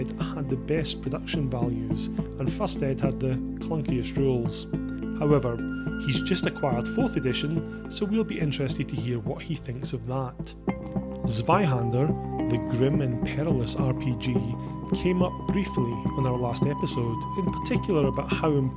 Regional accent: Scotland, United Kingdom; As a Scotsman

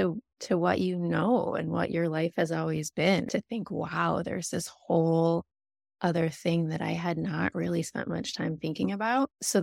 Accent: Michigan, United States; I was raised by my aunt and uncle who became my parents, but I was raised outside of Ann Arbor

